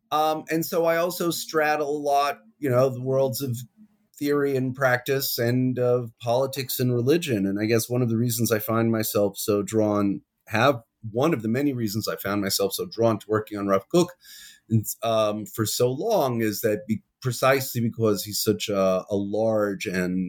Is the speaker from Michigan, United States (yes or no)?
no; New York City, New York, United States; now in Jerusalem, Israel; I'm originally from New York. I grew up on the west side of Manhattan. I always hasten to add the pre-gentrified west side of Manhattan.